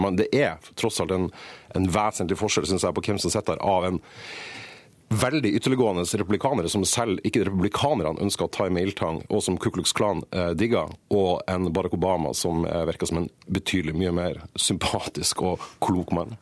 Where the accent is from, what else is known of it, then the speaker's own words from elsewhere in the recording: Norway; jeg er norsk og ikke amerikaner